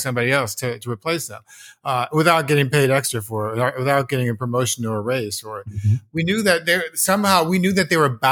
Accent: United States; also born or lived in Los Angeles; as an American young capitalist in the 1980s

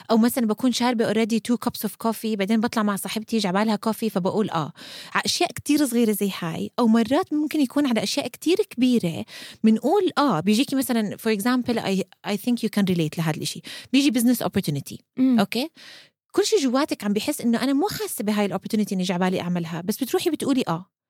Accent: Amman, Amman Governorate, Jordan; now in Kuwait; مع الوقت درين ولما كبرت ونقلت من عمان على الكويت وصار عندي كتير وقت مرات بقعد فيه لحالي

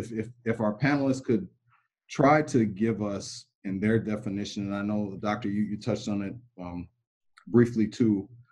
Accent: Minnesota, United States; I'm from Minnesota.

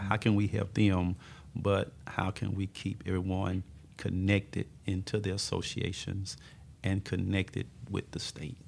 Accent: Tupelo, Mississippi, United States; moved away; also born or lived in Tulsa, Oklahoma / West Texas; I was born and raised in Tupelo, Mississippi

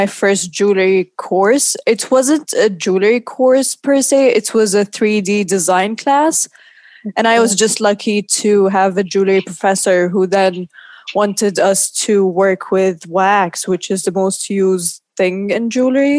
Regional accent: Oman; moved away as an adult; also born or lived in New York; now in London, United Kingdom; I'm from Oman, and I've been living in London for the past 6 years

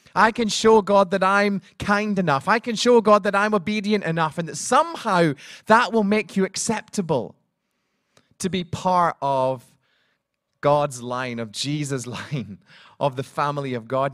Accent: Scotland, United Kingdom; now in Cardiff, United Kingdom; I'm from Scotland

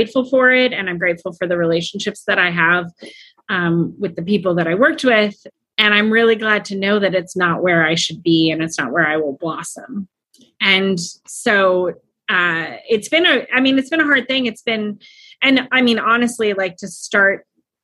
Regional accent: Napa, California, United States; moved away as an adult; now in Arlington, United States; I grew up in Napa, California

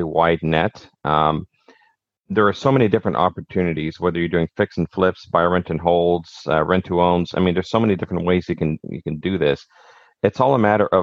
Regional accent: Montreal, Quebec, Canada; moved away as an adult; also born or lived in Greenwood, Nova Scotia; now in Nova Scotia, Canada; I'm originally from Montreal

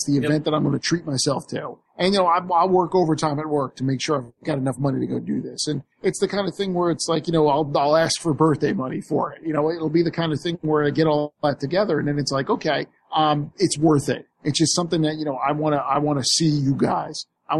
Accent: Tampa, Florida, United States; I'm from Tampa.

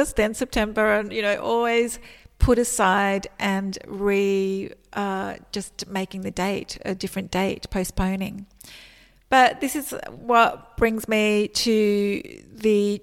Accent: Australia; moved away as an adult; also born or lived in Melbourne; I actually moved back to my hometown, which is over 500 kilometres away from Melbourne

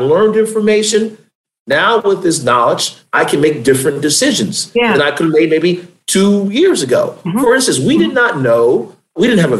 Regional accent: Hampton Roads, Virginia, United States; now in Richmond, United States; I grew up in the Hampton Roads region of the state, raised by my grandmother and my father

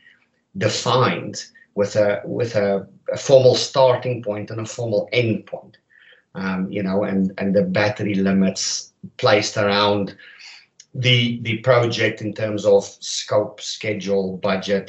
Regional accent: South Africa; moved away as an adult; now in Canada; I'm not a native Canadian, but I hail from South Africa.

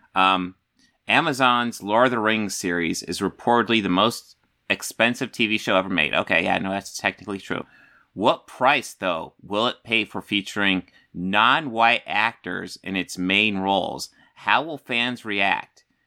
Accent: United States; I'm an American

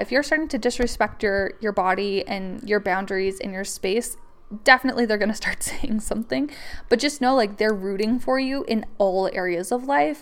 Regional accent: Canada; I'm from Canada

